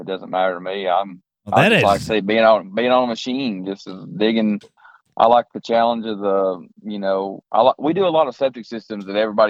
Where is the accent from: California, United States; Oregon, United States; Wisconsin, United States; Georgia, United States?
Georgia, United States; I'm from Georgia.